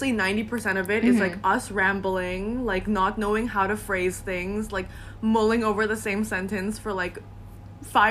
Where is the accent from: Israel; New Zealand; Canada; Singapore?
Singapore; also born or lived in Philippines; now in Philadelphia, United States; I'm originally from the Philippines, but then I grew up in Singapore